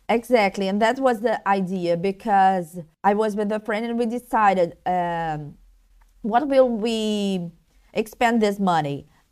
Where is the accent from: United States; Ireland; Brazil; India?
Brazil; Rio de Janeiro; I'm Brazilian from Rio